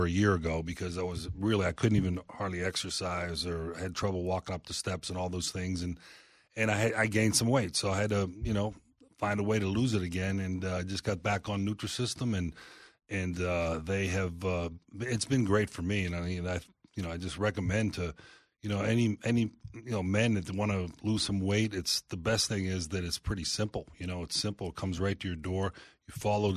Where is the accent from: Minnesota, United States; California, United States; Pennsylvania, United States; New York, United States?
Pennsylvania, United States; Pittsburgh; moved away; I grew up in Pittsburgh